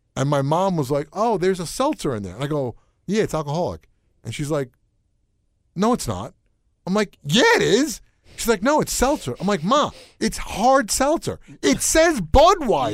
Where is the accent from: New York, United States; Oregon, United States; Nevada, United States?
New York, United States; moved away; also born or lived in Connecticut; I grew up in New York